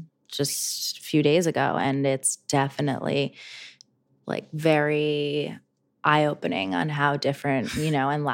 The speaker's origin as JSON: {"language": "English", "region": "New Jersey", "country": "United States", "tie": "born or raised there", "moved": "yes", "said": "I grew up in Jersey."}